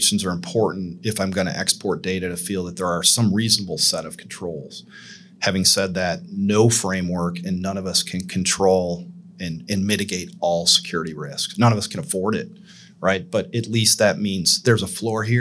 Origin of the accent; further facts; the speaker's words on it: Southern Michigan, United States; now in Nashville, United States; I grew up in Michigan, Southern Michigan, in a kind of a Rust Belt town